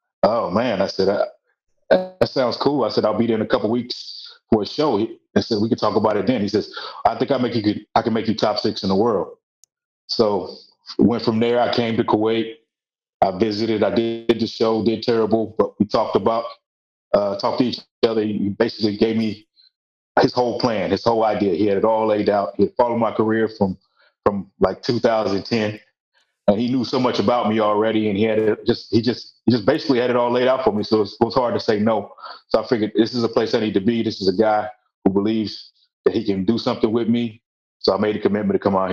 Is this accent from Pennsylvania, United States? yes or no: no; Nashville, Tennessee, United States; we met in high school in Nashville, Tennessee